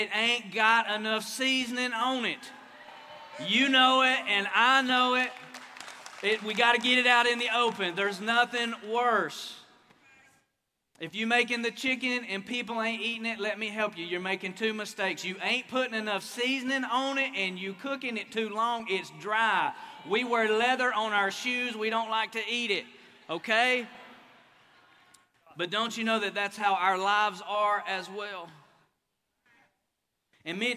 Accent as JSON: {"language": "English", "region": "Appalachia", "country": "United States", "moved": "as an adult", "lives_now": "Oklahoma, United States", "said": "I'm an East Coast boy. I'm an Appalachian boy"}